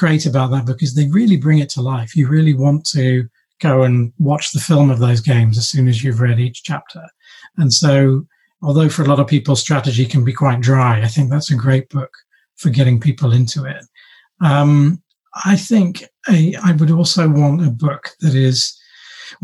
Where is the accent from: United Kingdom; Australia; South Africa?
United Kingdom; London; we moved down to London when I was 10, 11.